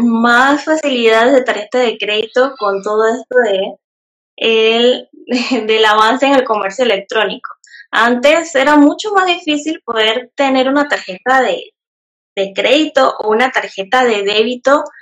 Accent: Panamá Oeste, Panama; yo soy de acá de Panamá, como bien dijo Jefferson, soy del lado de Panamá Oeste, eh, para que sepan cómo exactamente, no es en la capital

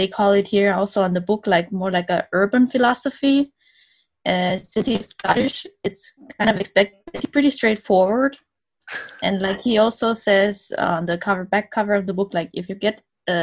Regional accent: Estonia; moved away as an adult; also born or lived in Denmark; I'm originally from Estonia

